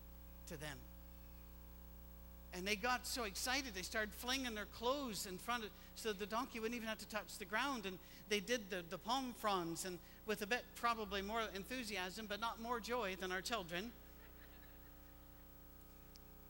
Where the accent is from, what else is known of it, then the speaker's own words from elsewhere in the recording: Scotland, United Kingdom; moved away; we're Scottish